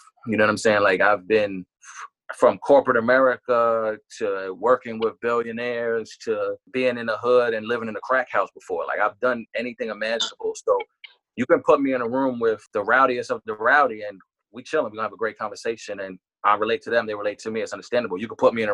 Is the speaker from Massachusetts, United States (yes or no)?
no; New York City, New York, United States; I was born in Brooklyn.